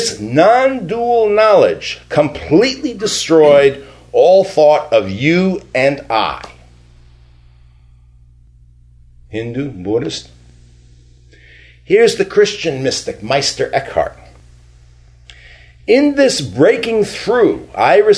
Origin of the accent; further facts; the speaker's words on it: New York, United States; first language English; moved away; I grew up in New York, an Italian neighborhood with lots of Jews